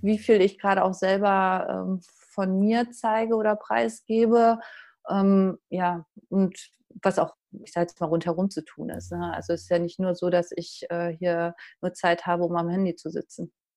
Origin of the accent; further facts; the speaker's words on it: Uckermark, Brandenburg, Germany; now in Dortmund, Germany; aus der Uckermark, das ist nordöstlich von Berlin